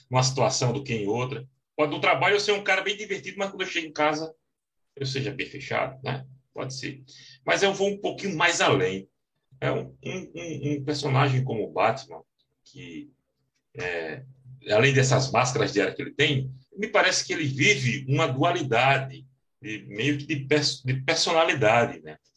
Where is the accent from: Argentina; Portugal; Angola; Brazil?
Brazil; Northeast Region; accent: Northeastern Brazilian; com o meu sotaque bem carregado nordestino, que eu não imaginava que tinha.